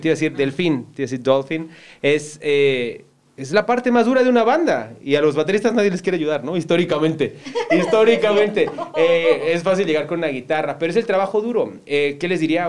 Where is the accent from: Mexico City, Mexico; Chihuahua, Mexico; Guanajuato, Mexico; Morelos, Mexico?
Morelos, Mexico; Cuautla; moved away; siempre crecí aquí en Cuautla